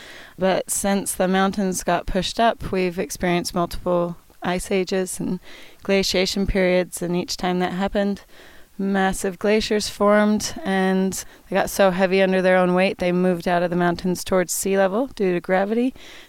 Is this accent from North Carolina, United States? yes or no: no; Woodland, Washington, United States; moved away; also born or lived in Southern California / Alaska; moved north to the Pacific Northwest, where we had family, and then I grew up in Washington State in a wee town called Woodland, and it sits on the Lewis River between Clark and Cowlitz County, and it's right near Mount St. Helens